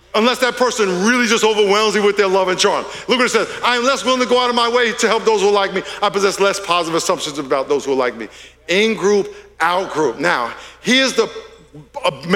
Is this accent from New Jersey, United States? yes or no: no; Long Island, New York, United States; moved away as an adult; now in California, United States; I'm from Long Island, New York. I'm a New Yorker. I've been in California 40 years, but I'm a New Yorker